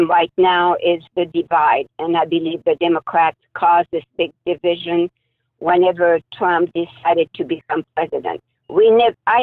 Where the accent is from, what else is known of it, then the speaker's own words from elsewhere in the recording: France; now in Anaheim, United States; I came from France